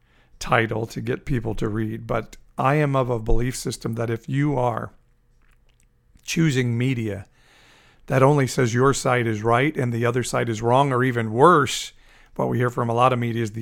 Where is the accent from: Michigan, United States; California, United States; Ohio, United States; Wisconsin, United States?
California, United States; Fresno; CSU Fresno, here in my hometown of Fresno, California